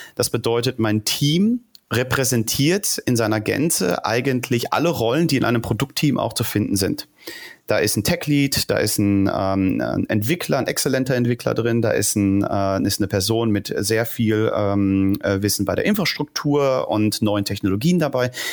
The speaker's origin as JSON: {"language": "German", "area": "Ruhr area", "region": "North Rhine-Westphalia", "country": "Germany", "tie": "born or raised there", "moved": "as an adult", "lives_now": "Berlin, Germany", "said": "geboren im Ruhrgebiet"}